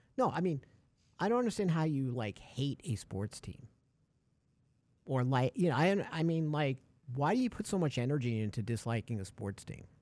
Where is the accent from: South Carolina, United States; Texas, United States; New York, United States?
New York, United States; I'm a big Mets fan, Yankees fan. I'm from New York.